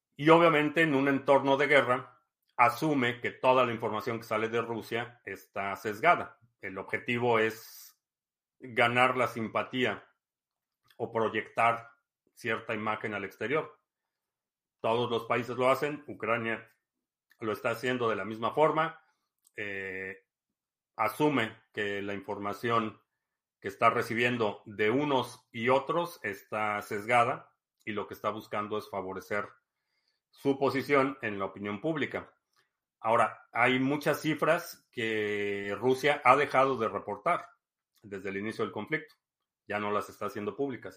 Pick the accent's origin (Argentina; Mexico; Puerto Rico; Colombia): Mexico; moved away as an adult; also born or lived in Spain / Texas